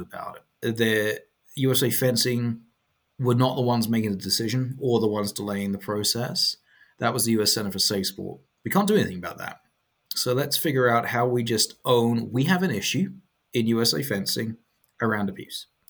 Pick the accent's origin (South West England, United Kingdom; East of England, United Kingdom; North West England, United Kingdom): East of England, United Kingdom; Chelmsford; moved away as an adult; also born or lived in London; now in United States; I'm from Chelmsford